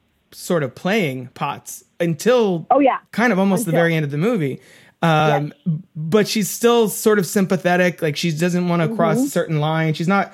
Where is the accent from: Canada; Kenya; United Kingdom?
United Kingdom; England; as an English person, I was like, this is so cool.